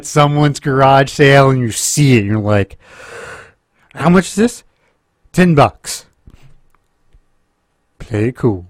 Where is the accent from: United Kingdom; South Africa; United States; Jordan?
United States; Stillwater, Oklahoma; And I grew up in Stillwater.